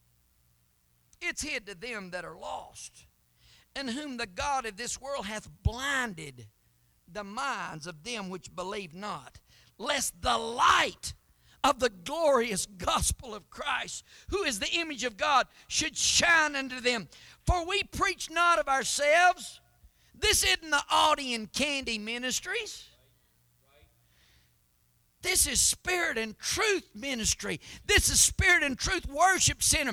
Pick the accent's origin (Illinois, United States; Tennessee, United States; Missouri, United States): Tennessee, United States; Knoxville; I was born in Knoxville, Tennessee. I am an American by birth